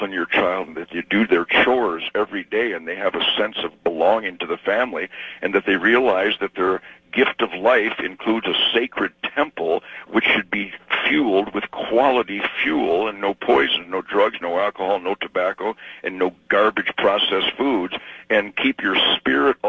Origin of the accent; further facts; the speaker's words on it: Detroit, Michigan, United States; I'm from Detroit